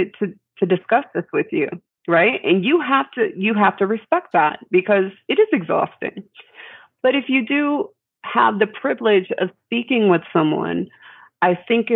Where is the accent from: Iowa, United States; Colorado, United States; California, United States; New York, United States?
New York, United States; moved away; I'm a New Yorker originally